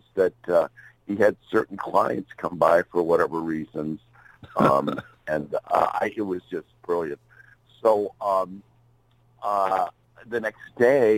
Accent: Chicago, Illinois, United States; moved away; also born or lived in Tempe, Arizona; I was born in Chicago in 1949

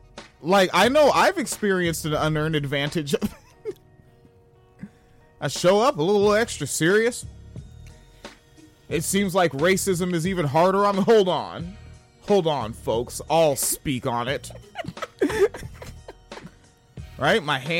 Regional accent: Tacoma, Washington, United States; moved away; The fucking mayor of the town I'm from

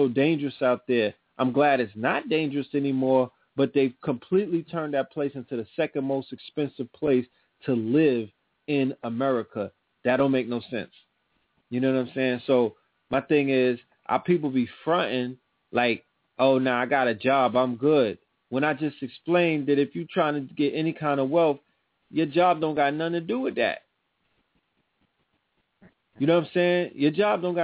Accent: New York City, New York, United States; The people that I grew up with in Brooklyn

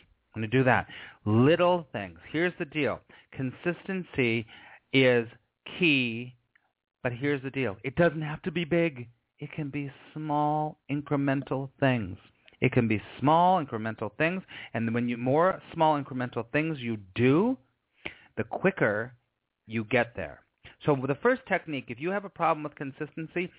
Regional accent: Los Angeles, California, United States; I grew up in Los Angeles and I was an actor for years

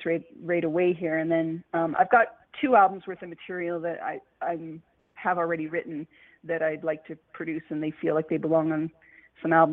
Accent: Calgary, Alberta, Canada; my hometown of Calgary, Alberta

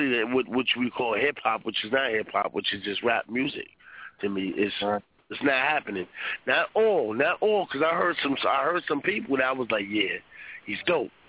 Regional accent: New York, United States

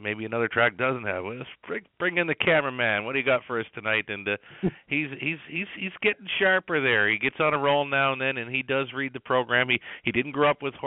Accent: Prince Edward Island, Canada; I grew up in Prince Edward Island.

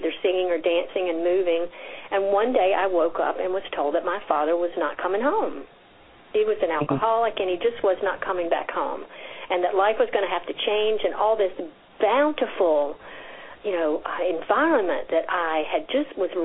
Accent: South Carolina, United States; I am Carolina that is the South. South Carolina, and I grew up in a very, very small town

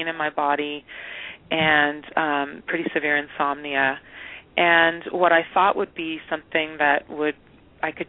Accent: Eugene and Portland, Oregon, United States; moved away; also born or lived in San Francisco / Brazil; I grew up in Oregon, up in Eugene and in Portland.

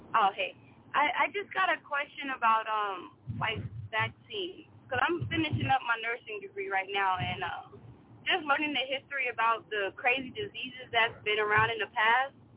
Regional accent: Chicago, Illinois, United States; I'm from Chicago

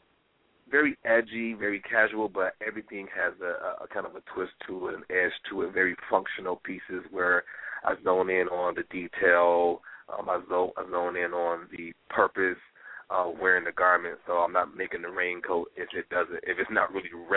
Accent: Detroit, Michigan, United States; now in New York City, United States; I'm from Detroit, yes. I am born and raised, and I currently live in New York City

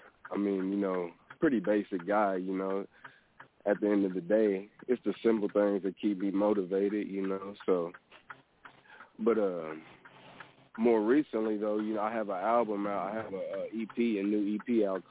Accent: Missouri, United States; now in Texas, United States; I'm not originally from Texas. I'm originally from Missouri

